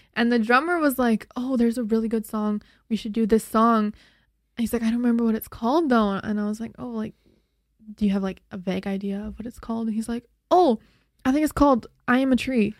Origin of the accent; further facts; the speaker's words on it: Slave Lake, Alberta, Canada; I was born in Slave Lake, Alberta, which is just three hours north of Edmonton. It's a really small town.